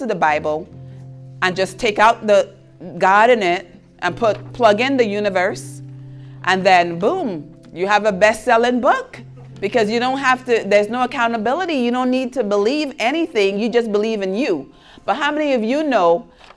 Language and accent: English; U.S. Virgin Islands; moved away; I'm from St. Thomas. That's why I have an accent. And it's an island in the Caribbean.